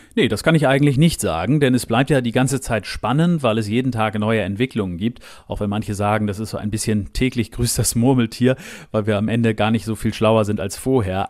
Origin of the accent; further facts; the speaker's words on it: Germany; now in United Kingdom; ich als Deutscher